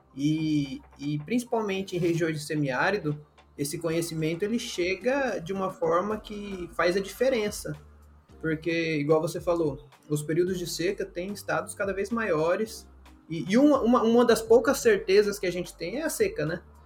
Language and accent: Portuguese; Mato Grosso do Sul, Brazil; moved away as an adult; also born or lived in Areia, Paraíba; now in Paraíba, Brazil; Eu sou do Mato Grosso do Sul, é um contexto totalmente diferente de agricultura e pecuária